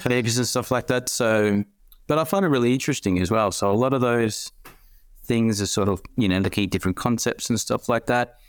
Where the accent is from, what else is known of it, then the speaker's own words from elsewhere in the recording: Sydney, New South Wales, Australia; moved away as an adult; now in Melbourne, Australia; I was born in Sydney and, um, moved